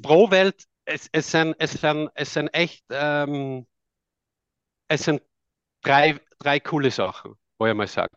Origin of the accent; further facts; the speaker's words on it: Tamsweg, Salzburg, Austria; accent: Austrian; now in Netherlands; ich komme ursprünglich aus Österreich, aus dem Lungau, aus Tamsweg